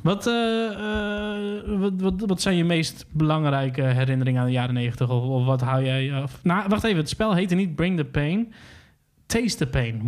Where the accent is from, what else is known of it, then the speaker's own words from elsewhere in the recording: Hoogezand, Groningen, Netherlands; ik ben opgegroeid in Hoge Zand, dus ik ging vaak naar Groningen toe